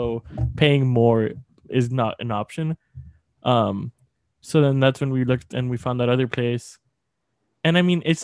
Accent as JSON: {"language": "English", "town": "Laredo", "region": "Texas", "country": "United States", "also_born_or_lived": "Austin, Texas", "moved": "yes", "said": "I'm from Laredo, Texas. Not the valley. Laredo, Texas."}